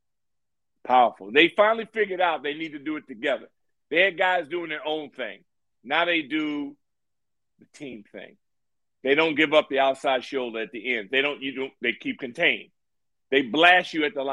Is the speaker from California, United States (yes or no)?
yes; Santa Ana, California, United States; moved away; I'm from Santa Ana, California, Orange County